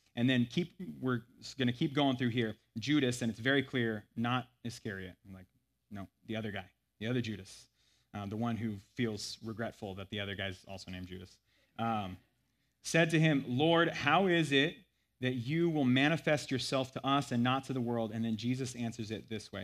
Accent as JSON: {"language": "English", "country": "United States", "accent": "thick American", "said": "my thick American accent"}